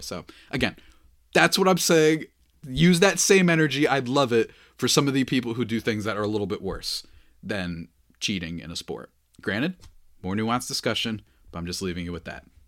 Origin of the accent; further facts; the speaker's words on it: New Jersey, United States; I'm a New Jerseyan